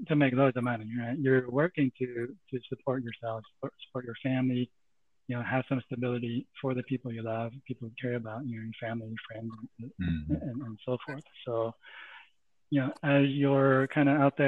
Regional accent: San Jose, California, United States; also born or lived in Santa Clara, California; now in Cupertino, United States; I grew up around San Jose, lived in Santa Clara for a bit, and moved here at Cupertino

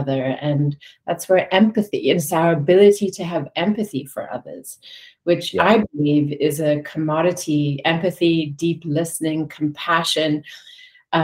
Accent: South Africa; growing up in South Africa during the height of apartheid

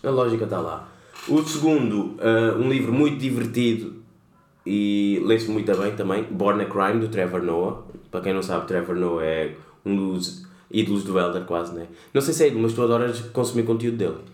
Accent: Lisbon, Portugal; que nasci cá e sou cabo-verdiano

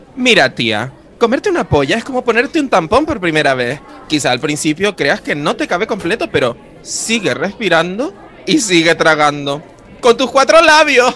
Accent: Canary Islands, Spain; yo estudié eh, mm, en mi pueblo de toda la vida, mi querido Deje

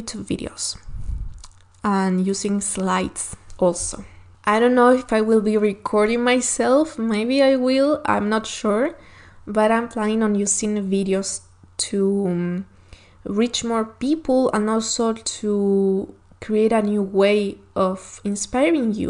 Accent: Chile; first language Spanish; English is a second language; from Chile

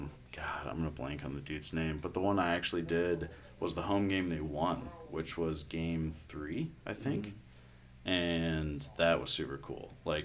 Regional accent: St. Louis, Missouri, United States; I'm from St. Louis.

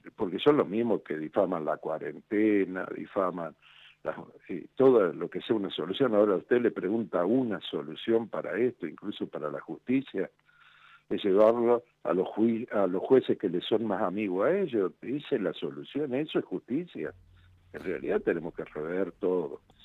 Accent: Argentina; como argentino y ser humano

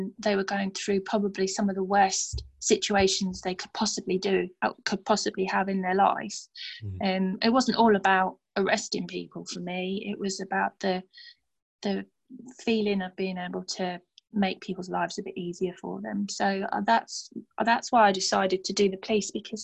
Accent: London, United Kingdom; accent: Cockney; now in Stevenage, United Kingdom; I grew up in a place called, well, we call it Burnt Oak because we're from like Cockney Town.

